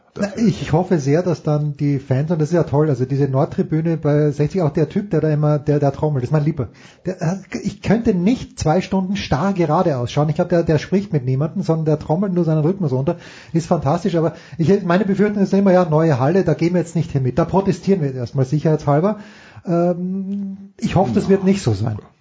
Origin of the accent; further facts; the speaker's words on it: Austria; ich komme aus Österreich